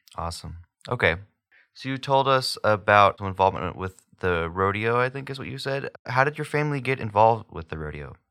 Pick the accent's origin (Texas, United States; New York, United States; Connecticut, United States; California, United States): Texas, United States; Houston; moved away; I'm from Houston, so it's like this massive city